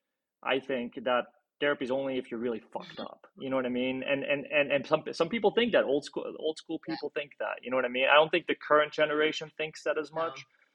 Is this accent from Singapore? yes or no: no; Belgium; now in Los Angeles, United States; I'm from Belgium originally.